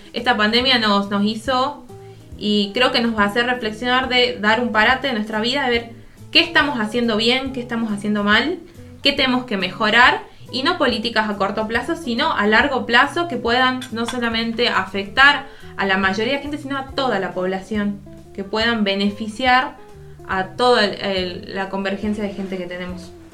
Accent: Argentina

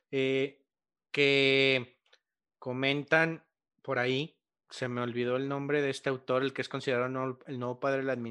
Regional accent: Mexico; al final del día, como mexicanos, a veces incluso termina ah, haciendo los lazos más firmes o más estrechos entre el personal, ¿no? A diferencia de otros lugares.

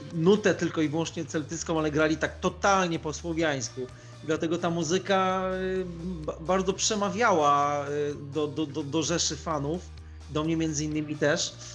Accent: Turek, Greater Poland, Poland; moved away; also born or lived in Łódź / Radom / Warsaw; sam pochodzę z Turku koło Konina Kalisza, czyli z, z Polski Centralnej

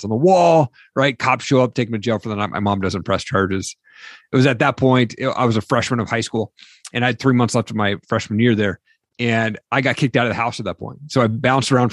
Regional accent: Eastern Washington, United States; also born or lived in Seattle; I grew up in Eastern Washington

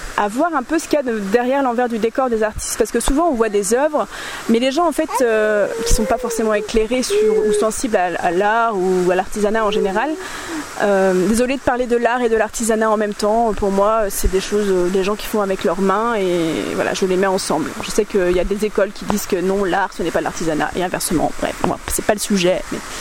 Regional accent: Nantes, Pays de la Loire, France; moved away; moi je suis nantaise en fait à la base

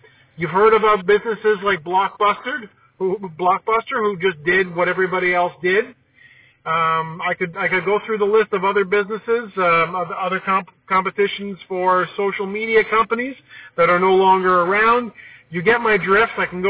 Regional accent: Scarborough, Ontario, Canada; I was born and raised in Scarborough, a construction family.

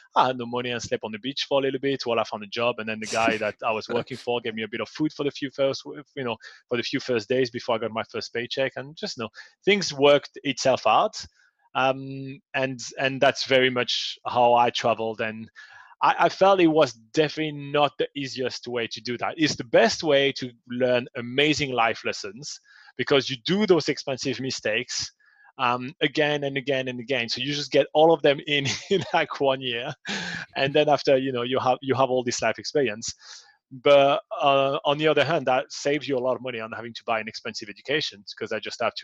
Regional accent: south of France, France; English is a second language; moved away as an adult; now in New Zealand; I was born in France, in the south of France, actually, and immigrated in New Zealand about 10 years ago

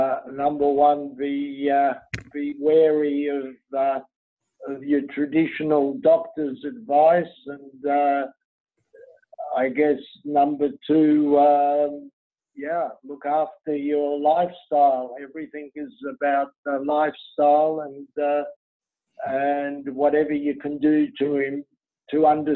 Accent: Lebanon; I was born in Lebanon

